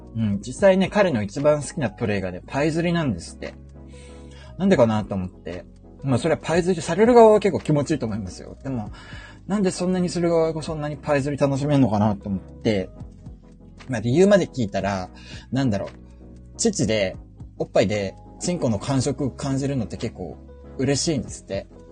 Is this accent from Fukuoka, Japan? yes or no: yes; Fukuoka, Japan; also born or lived in Yamaguchi / Tokyo; 福岡は、あのー、ふるさとなんで、あのー、よく福岡に帰ってたんですよね